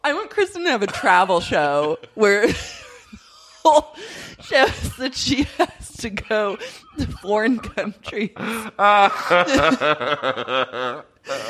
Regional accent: Oklahoma, United States; I grew up in Oklahoma.

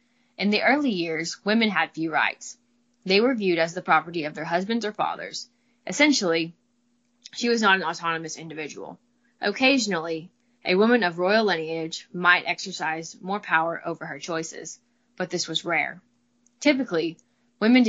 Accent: Midwest, United States; accent: drawl; I'm from the Midwest, so I got a little bit of a drawl

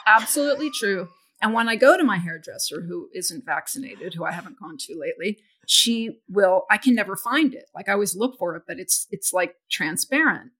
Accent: Houston, Texas, United States; I grew up in Houston, which is a very muggy and humid place

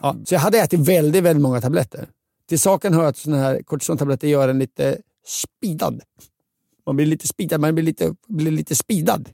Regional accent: Linköping, Östergötland, Sweden; min hemstad Linköping

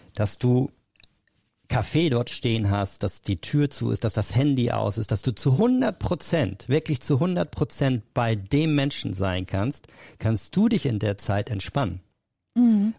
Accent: Hamburg, Germany; Ich bin dann äh, zurück nach Hamburg, also ich komme aus Hamburg

